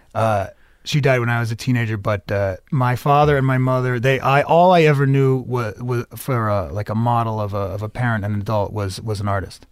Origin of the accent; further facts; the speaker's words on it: Medford, Massachusetts, United States; also born or lived in New York; I was born in New York and raised in the Boston area